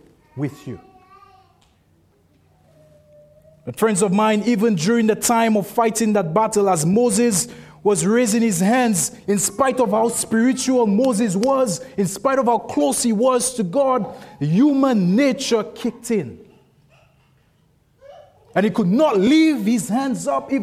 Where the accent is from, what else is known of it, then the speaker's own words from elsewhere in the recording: St. Lucia; I'm from St. Lucia